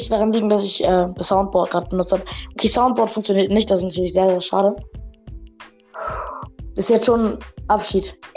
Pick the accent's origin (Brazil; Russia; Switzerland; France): Russia; now in Germany; klar, ich bin ja in einem armen Land aufgewachsen. Ich komme ja aus Russland